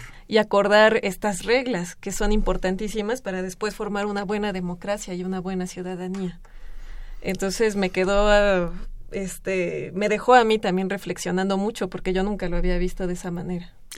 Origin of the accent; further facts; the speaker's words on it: Mexico; nosotros como mexicanos